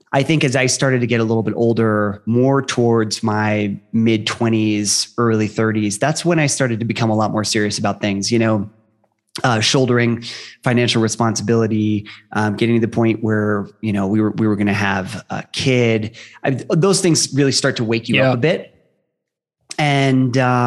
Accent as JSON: {"language": "English", "region": "Ohio", "country": "United States", "tie": "born or raised there", "said": "I grew up in Ohio"}